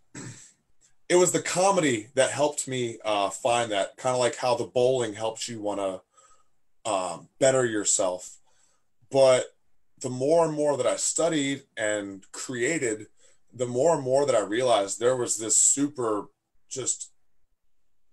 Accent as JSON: {"language": "English", "town": "Fredericksburg", "region": "Virginia", "country": "United States", "tie": "born or raised there", "said": "I was raised here in Fredericksburg"}